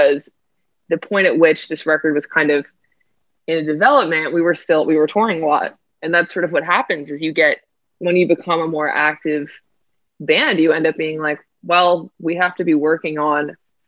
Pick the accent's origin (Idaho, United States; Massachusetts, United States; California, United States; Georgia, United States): Massachusetts, United States; Boston; moved away as an adult; also born or lived in New York; I grew up in Boston, and then my family still lives there